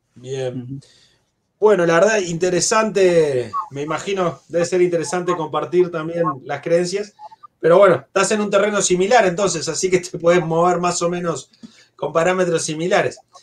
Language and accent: Spanish; Uruguay; desde nuestro país, como uruguayos